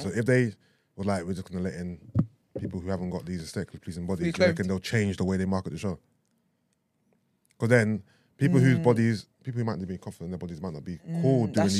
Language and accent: English; Doncaster, Yorkshire and the Humber, United Kingdom; Doncaster. I'm from Doncaster.